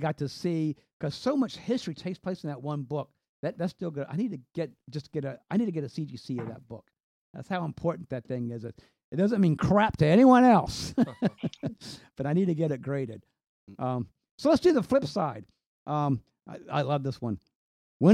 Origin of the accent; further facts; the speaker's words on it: Virginia, United States; also born or lived in North Carolina; So I was born in North Carolina. We moved up here to Virginia.